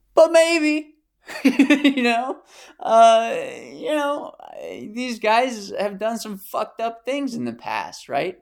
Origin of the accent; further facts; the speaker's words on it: United States; accent: American; my American accent